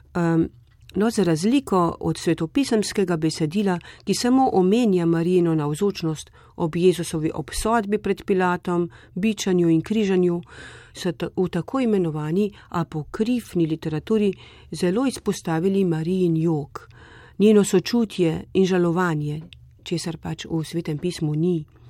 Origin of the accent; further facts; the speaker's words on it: Slovenia; smo se Slovenci pogosto zatekali pod marin plašč